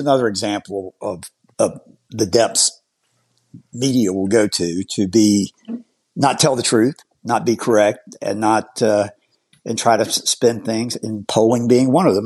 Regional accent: Georgia, United States; moved away; my home state, my native state of Georgia

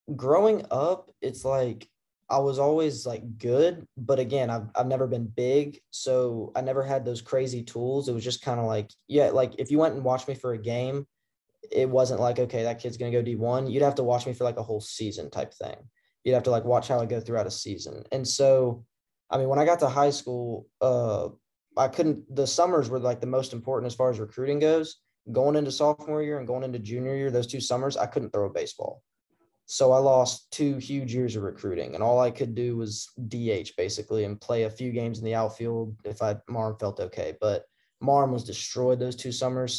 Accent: Memphis, Tennessee, United States; also born or lived in Cordova, Tennessee / Collierville, Tennessee; I grew up in the Memphis area too. I lived I lived in Cordova

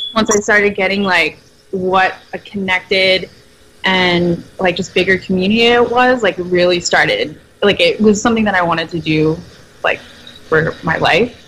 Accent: New Jersey, United States; I'm from South Jersey, so we associate with Philadelphia in terms of sports teams.

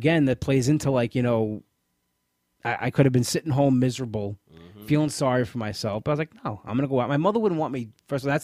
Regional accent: New York, United States; I'm a New Yorker

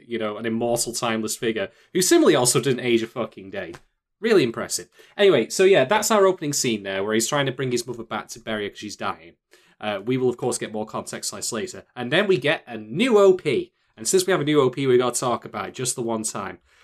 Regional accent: United Kingdom; I'm the Brit

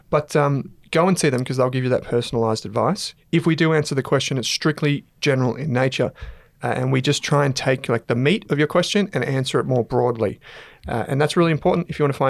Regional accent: Australia; I'm Australian, mate. Vegemite on toast is like the thing that we're known for.

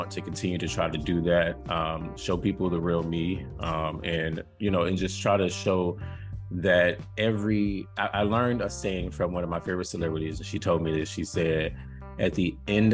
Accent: Florida, United States; moved away; my whole, I guess, southern roots. And that does make me southern, right? When I'm from Florida

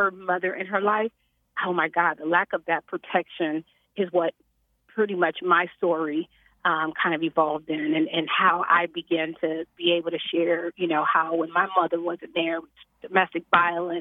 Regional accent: Chicago, Illinois, United States; born and raised in Chicago.

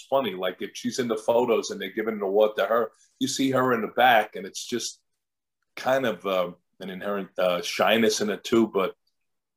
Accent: New York, United States; moved away as an adult; also born or lived in Seattle / Chicago; now in Orange County, United States; I'm a New Yorker

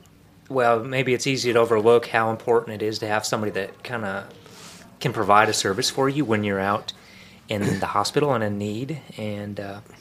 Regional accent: Brookings, South Dakota, United States; also born or lived in Dallas, Texas / Minnesota; now in Gainesville, United States; I grew up in South Dakota, but I'm from Dallas.

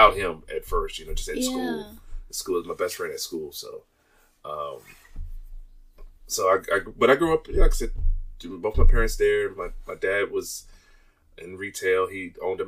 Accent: Temple Hills, Maryland, United States; moved away as an adult; also born or lived in San Francisco, California / Washington, D.C.; now in Barbourville, United States; I grew up in a city in Maryland called Temple Hills

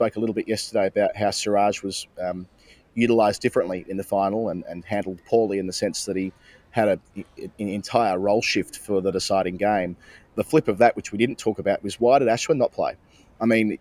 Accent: Australia; accent: Australian; we are Australian and speak with an Australian accent

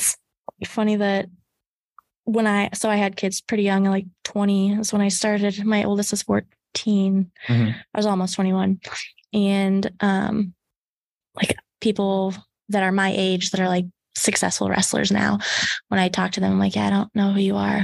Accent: Lytton, Iowa, United States; also born or lived in Carroll, Iowa; I lived in Lytton, Iowa, and it was Rockwell City, Lytton at the time. Super, super small school. I think it's like South Central Calhoun or something like that now. There's just a bunch of mixed, like the Rockwell City area, Fort Dodge. So I grew up there until I was 11, and then I moved to Carroll.

